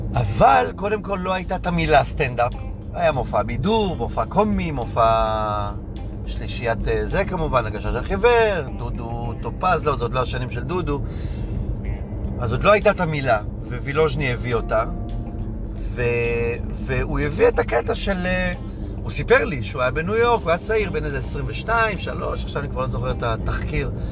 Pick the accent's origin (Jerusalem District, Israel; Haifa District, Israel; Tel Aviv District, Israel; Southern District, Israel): Haifa District, Israel; Hadera; כשהיינו ילדים מחדרה